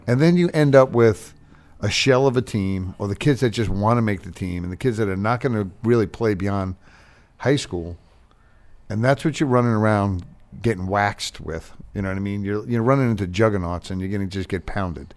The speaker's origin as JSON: {"language": "English", "area": "Long Island", "region": "New York", "country": "United States", "tie": "born or raised there", "moved": "yes", "lives_now": "Charlotte, United States", "said": "I grew up on Long Island"}